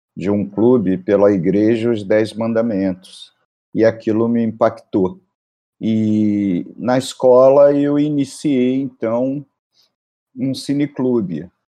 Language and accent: Portuguese; Rio de Janeiro, Brazil; eu sou da Penha